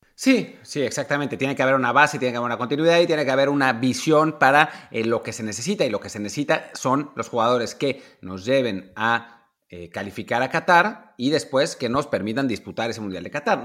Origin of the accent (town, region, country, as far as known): Mexico